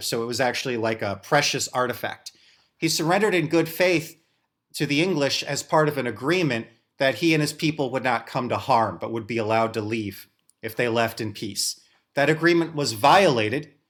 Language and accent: English; St. Louis, Missouri, United States; which is where I'm from, as I'm from St. Louis